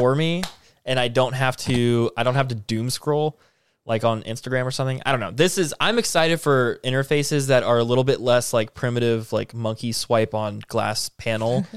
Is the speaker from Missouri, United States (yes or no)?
yes; Missouri, United States; we're from Missouri